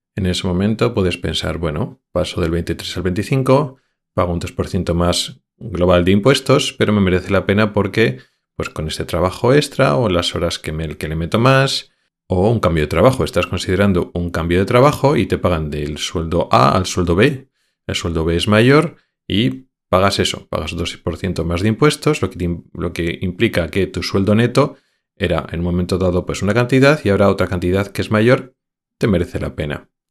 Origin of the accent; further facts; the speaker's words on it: Spain; moved away as an adult; also born or lived in Madrid / Logroño; somos españoles que vivimos en otros países europeos